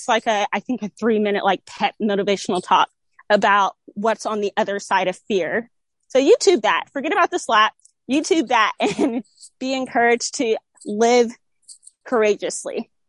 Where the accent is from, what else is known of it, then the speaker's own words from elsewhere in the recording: United States; I'm very proud to be an American.